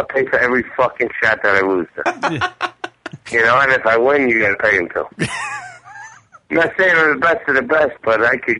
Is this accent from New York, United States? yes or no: yes; New York City, New York, United States; I'm from Queens.